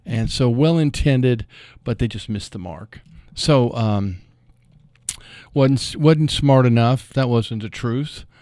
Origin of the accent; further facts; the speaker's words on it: Louisville, Kentucky, United States; I grew up in Louisville, uh, over in Audubon Park area.